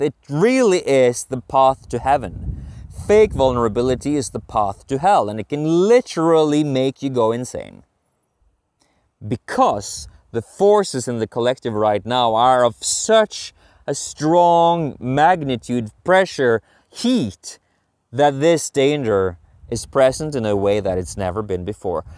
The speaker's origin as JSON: {"language": "English", "country": "Norway", "moved": "yes", "lives_now": "Sweden", "said": "I'm from Norway"}